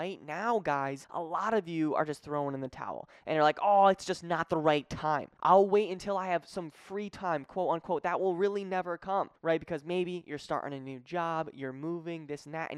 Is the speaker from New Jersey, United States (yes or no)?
no; Connecticut, United States; moved away as an adult; also born or lived in Springfield, Massachusetts; now in Florida, United States; I'm from Connecticut, but I was living in Springfield at the time